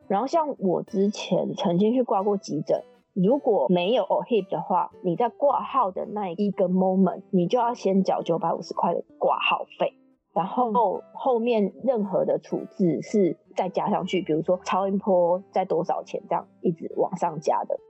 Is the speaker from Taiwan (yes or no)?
yes; Taiwan; moved away as an adult; now in Canada; 我们台湾人可能觉得没什么，因为毕竟我们的健保更厉害